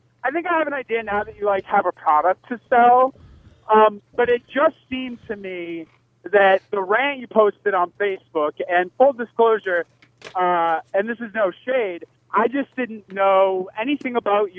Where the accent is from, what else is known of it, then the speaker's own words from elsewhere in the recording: Boston, Massachusetts, United States; now in Brooklyn, United States; I live currently in Brooklyn, but I'm originally from Boston.